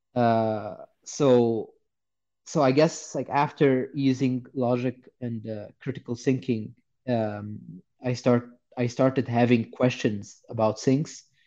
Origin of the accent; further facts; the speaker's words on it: Egypt; I grew up in Egypt and I was born somewhere uh, like sometime in the 90s.